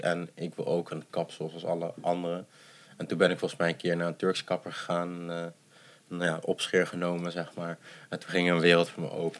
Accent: Netherlands; also born or lived in Addis Ababa, Ethiopia; ik ben wel echt zo Nederlands opgevoed

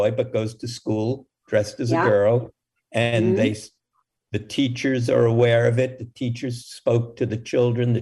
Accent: New York City, New York, United States; I grew up in New York City

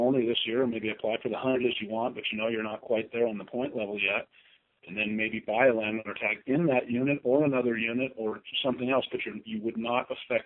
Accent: Arizona, United States; moved away; I consider Arizona still my home state.

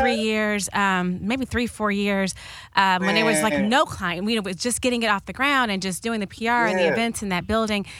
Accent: Chicago, Illinois, United States; I'm born and raised in Chicago, from Chicago

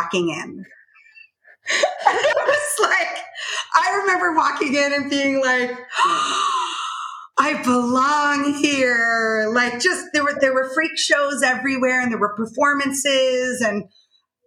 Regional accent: Canada; I grew up in Canada

